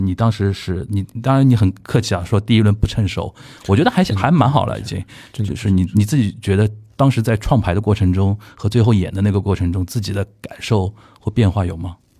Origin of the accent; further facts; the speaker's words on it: Shanghai, China; 方琼老师是我们上海这边大概我，我小时候是听他唱民歌的